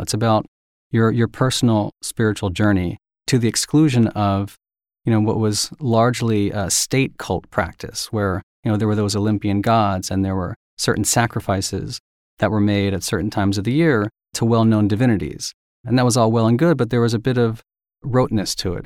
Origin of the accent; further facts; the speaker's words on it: Philadelphia, Pennsylvania, United States; I went to an all-boys prep school in Philadelphia